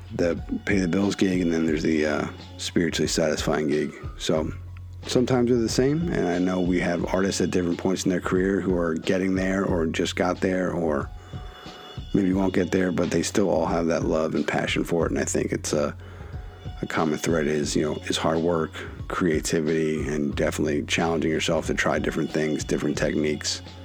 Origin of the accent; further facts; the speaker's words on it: Philadelphia, Pennsylvania, United States; proud of Philadelphia, proud of my hometown growing up